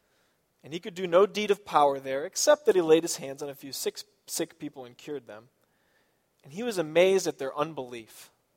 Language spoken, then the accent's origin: English; Iowa, United States; born there; also born or lived in Chicago; I say I'm from Chicago or maybe from Michigan. But I was born in Iowa.